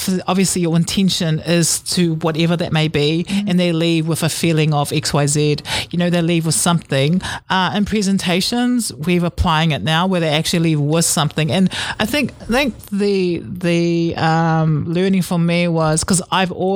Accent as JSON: {"language": "English", "country": "New Zealand", "tie": "born or raised there", "said": "I grew up in a real Samoan way of living, and I was born in New Zealand."}